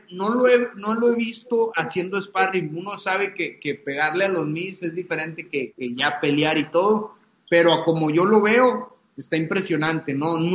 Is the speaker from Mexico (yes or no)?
yes; Monterrey, Nuevo León, Mexico; son dos personajes de Monterrey, de mi pueblo, que, son, son puntas de, las artes marciales